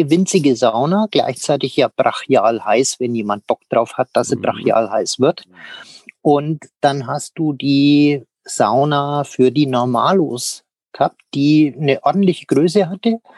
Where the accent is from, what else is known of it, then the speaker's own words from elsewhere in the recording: Münchberg, Bavaria, Germany; ich bin ja gebürtig aus Münchberg